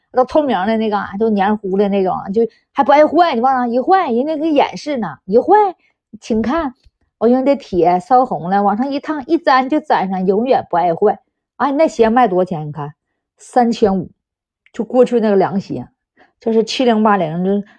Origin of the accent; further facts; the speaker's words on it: Northeast China, China; accent: Dongbei (Northeastern) accent, 'dachazi wei'; 你听我这一口大碴子味儿